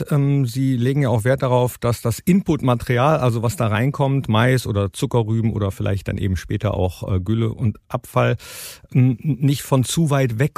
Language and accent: German; Stolberg, North Rhine-Westphalia, Germany; also born or lived in Vettweiß; ich komme ja nicht ursprünglich aus Fettwas, sondern aus äh, Stolberg bei